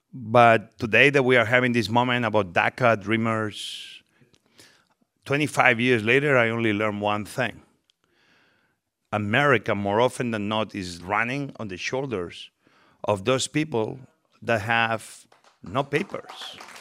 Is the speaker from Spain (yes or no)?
yes; Spain; English is a second language; moved away as an adult; now in United States; I came from Spain, I was very young